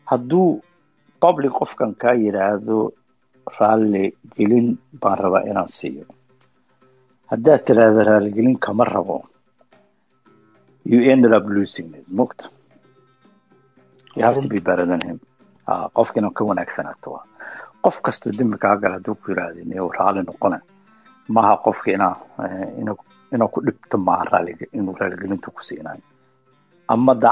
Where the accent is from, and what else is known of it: Somalia; now in Kristiansand, Norway